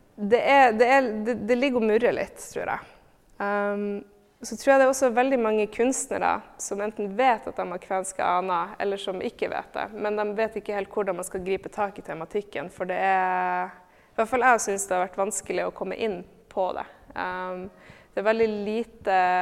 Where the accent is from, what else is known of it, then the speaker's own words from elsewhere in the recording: Tromsø, Troms, Norway; moved away; also born or lived in Oslo; jeg er født og oppvokst i Tromsø